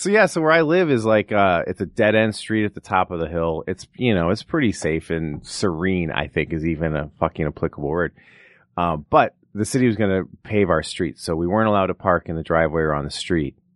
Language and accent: English; Rolling Meadows, Illinois, United States; now in Los Angeles, United States; from Chicago, outside Chicago, Rolling Meadows, Illinois.